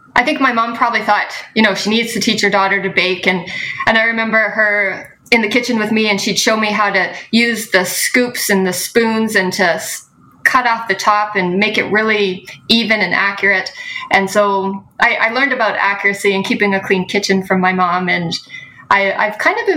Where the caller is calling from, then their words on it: Vancouver, British Columbia, Canada; I am calling from Vancouver, Canada. So I might be your token Canadian today.